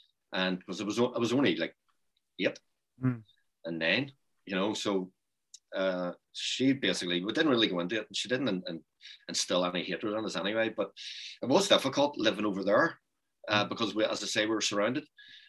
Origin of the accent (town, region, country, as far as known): Northern Ireland, United Kingdom